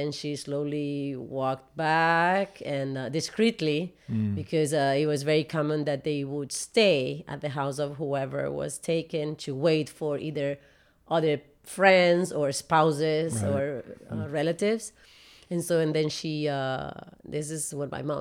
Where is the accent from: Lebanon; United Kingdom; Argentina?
Argentina; there had been a coup d'etat in my home country, which is Argentina